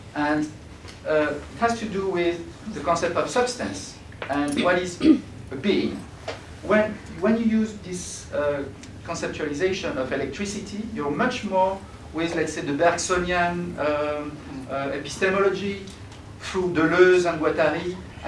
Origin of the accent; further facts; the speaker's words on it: France; English is a second language; I'm from France